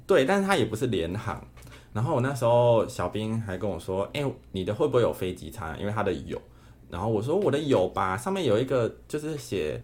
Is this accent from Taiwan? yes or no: yes; Taiwan; 你们从台湾来，我说对